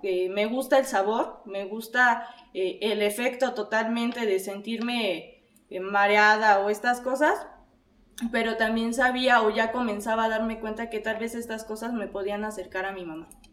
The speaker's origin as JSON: {"language": "Spanish", "region": "Puebla", "country": "Mexico", "said": "soy de la ciudad de Puebla"}